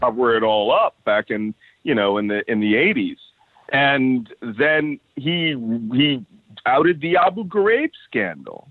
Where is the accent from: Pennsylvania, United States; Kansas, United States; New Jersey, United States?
Pennsylvania, United States; Philadelphia; I was born and raised in Philadelphia.